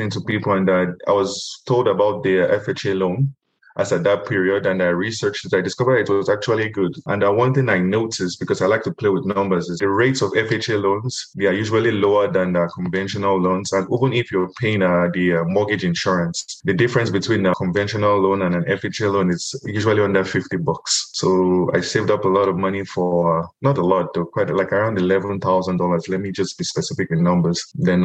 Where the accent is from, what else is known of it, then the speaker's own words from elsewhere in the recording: Nigeria; moved away as an adult; also born or lived in Louisiana, United States / Tucson, Arizona, United States; now in Phoenix, United States; I'm originally from Nigeria. I immigrated to the US in 2011 as a student.